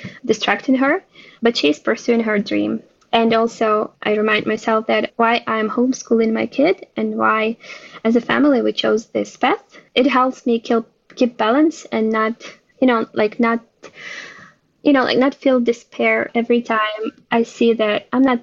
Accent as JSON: {"language": "English", "country": "Ukraine", "tie": "born or raised there", "moved": "yes", "lives_now": "Israel", "said": "I was born and raised in Ukraine, based in Israel now."}